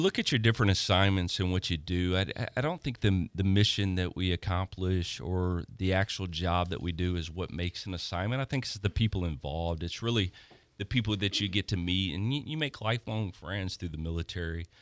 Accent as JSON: {"language": "English", "town": "Baton Rouge", "region": "Louisiana", "country": "United States", "tie": "born or raised there", "also_born_or_lived": "Perry, Georgia", "moved": "as an adult", "said": "I'm originally from Baton Rouge, Louisiana. I was born and raised. I spent most of my life there"}